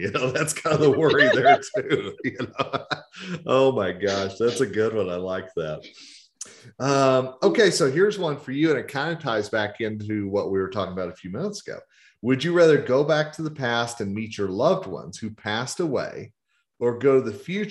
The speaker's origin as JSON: {"language": "English", "region": "the South", "country": "United States", "said": "So Rhonda, since you are the lady, and I am from the South, ladies first."}